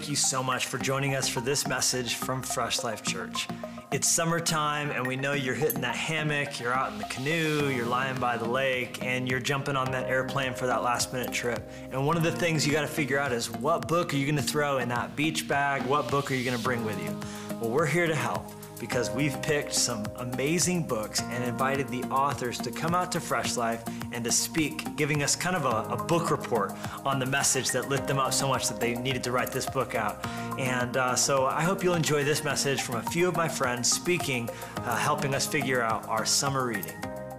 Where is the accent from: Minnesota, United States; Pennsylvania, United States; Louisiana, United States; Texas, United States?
Pennsylvania, United States; Philadelphia; born there; I was born in Philadelphia in a middle-class family.